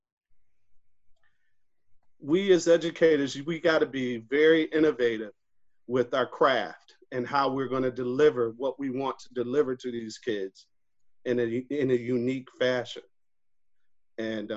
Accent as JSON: {"language": "English", "town": "Rochester", "region": "New York", "country": "United States", "tie": "born or raised there", "said": "growing up in Rochester, New York, I'm a Kodak and Xerox baby."}